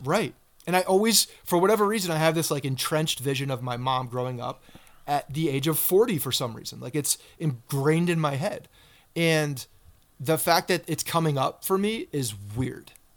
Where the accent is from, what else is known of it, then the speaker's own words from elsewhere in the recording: Bergen County, New Jersey, United States; moved away; also born or lived in Virginia; my growing up in Bergen County